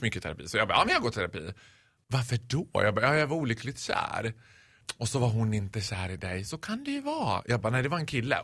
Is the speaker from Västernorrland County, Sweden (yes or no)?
no; Borlänge, Dalarna County, Sweden; jag är ju född och uppvuxen i Borlänge